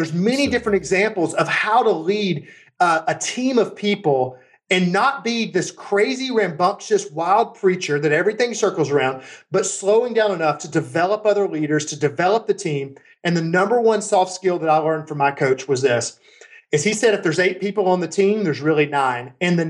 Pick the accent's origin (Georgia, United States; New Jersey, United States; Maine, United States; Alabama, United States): Alabama, United States; Birmingham; I grew up in Birmingham, Alabama. My dad's a steelworker. My mom's a substitute teacher.